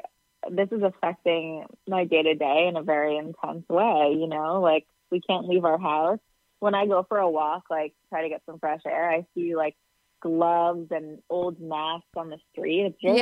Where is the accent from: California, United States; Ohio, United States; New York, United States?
New York, United States; New York City; I grew up in Queens.